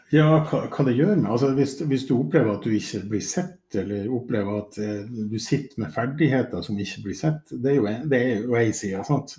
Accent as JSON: {"language": "Norwegian", "town": "Mo i Rana", "region": "Nordland", "country": "Norway", "tie": "born or raised there", "said": "jeg jo født og oppvokst i Mo i Rana"}